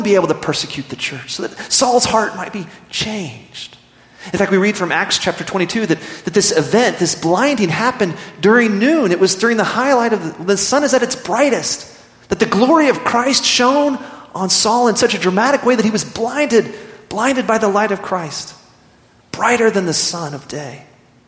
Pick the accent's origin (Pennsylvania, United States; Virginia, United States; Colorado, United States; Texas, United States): Texas, United States; Midland; growing up in Midland, Texas, I played a lot of sports